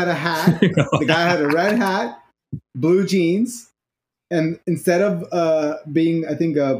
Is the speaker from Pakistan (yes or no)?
yes; Pakistan; I grew up in Pakistan